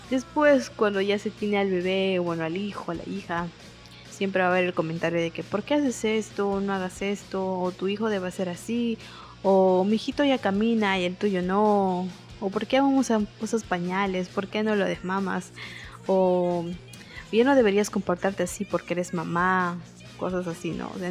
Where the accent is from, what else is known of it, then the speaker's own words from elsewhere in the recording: Peru; soy estudiante, soy activista en derechos sexuales y reproductivos, soy peruana, tengo 23 añitos